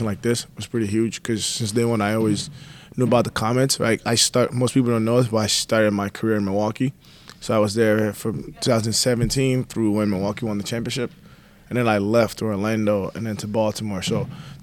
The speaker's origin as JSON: {"language": "English", "country": "Nigeria", "tie": "born or raised there", "moved": "yes", "said": "growing up in Nigeria, you were either a doctor, an engineer, or you played sports"}